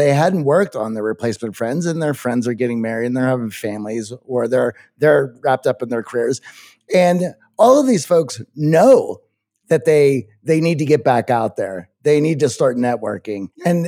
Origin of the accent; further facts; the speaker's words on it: Kazakhstan; English is a second language; I began listening to your podcast during the pandemic while I was in Kazakhstan, my home country. I initially started listening to improve my English skills